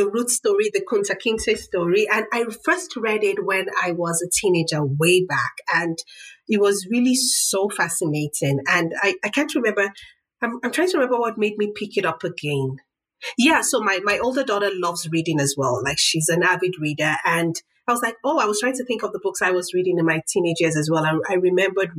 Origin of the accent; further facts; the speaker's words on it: Nigeria; moved away; as a Nigerian mom, because I'm Nigerian